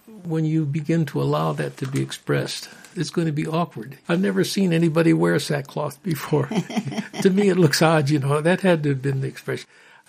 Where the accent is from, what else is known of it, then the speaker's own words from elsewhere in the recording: Illinois, United States; I'm from Illinois.